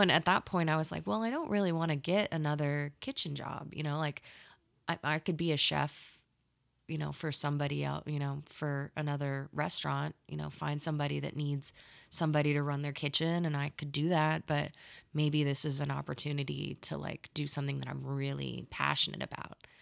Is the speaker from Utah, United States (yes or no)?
no; California, Arizona, United States; moved away as an adult; now in Oklahoma, United States; I grew up in California, oh. and then I went to like middle school and high school in Arizona